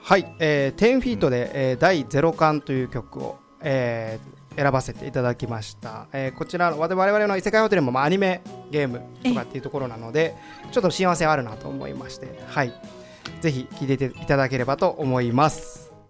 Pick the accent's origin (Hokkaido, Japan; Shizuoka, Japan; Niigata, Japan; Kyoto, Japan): Kyoto, Japan; Maizuru; also born or lived in Tokyo; now in Kansai, Japan; 地元は舞鶴の方なんです